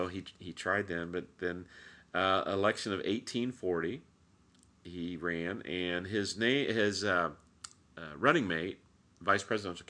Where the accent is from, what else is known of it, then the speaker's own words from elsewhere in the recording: Indiana, United States; we're from Indiana.